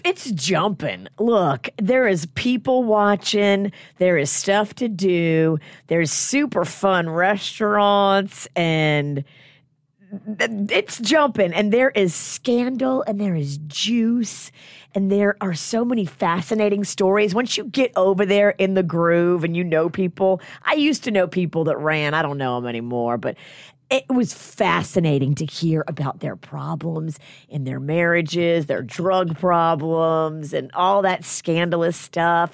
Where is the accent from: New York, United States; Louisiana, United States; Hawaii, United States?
Louisiana, United States; New Orleans; I grew up in New Orleans